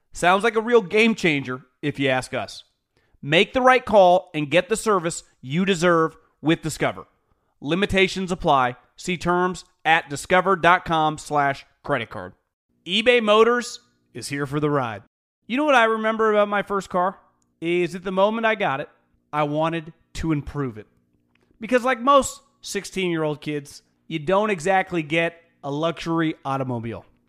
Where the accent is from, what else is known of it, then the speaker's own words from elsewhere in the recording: West Coast, United States; also born or lived in Northeast (US); I'm from the West Coast. I lived in the Northeast for a couple years